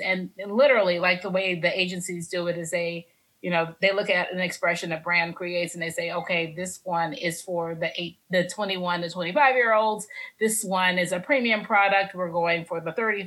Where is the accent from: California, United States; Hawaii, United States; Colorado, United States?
California, United States; Los Angeles; also born or lived in Oakland; now in Atlanta, United States; I'm from Los Angeles. When I started Black Bourbon Society, I lived in Oakland. I now live in Atlanta.